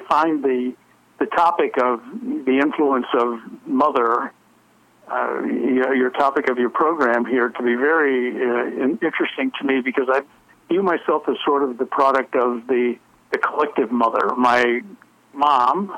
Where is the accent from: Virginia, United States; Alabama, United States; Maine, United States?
Alabama, United States; also born or lived in Florida; We're from Alabama originally